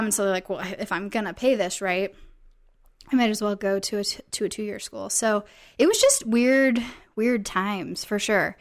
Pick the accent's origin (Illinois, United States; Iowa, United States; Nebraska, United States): Iowa, United States; moved away; I am from Iowa